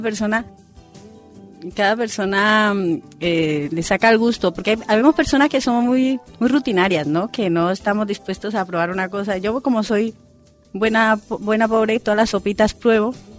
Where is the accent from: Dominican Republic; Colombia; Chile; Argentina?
Colombia; moved away as an adult; also born or lived in Spain; now in Sagunto, Spain; yo soy colombiana